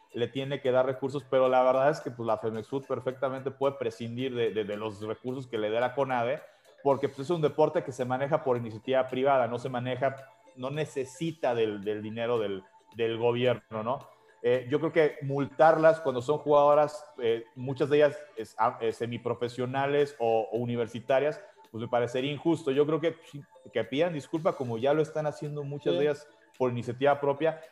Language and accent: Spanish; Mexico; moved away; como mexicano